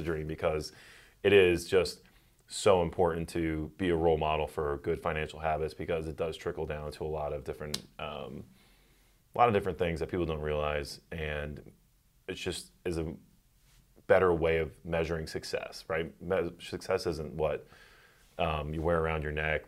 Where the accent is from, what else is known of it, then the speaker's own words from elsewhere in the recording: West Chester, Pennsylvania, United States; I grew up in Westchester, Pennsylvania, greatest, um, town in the greatest state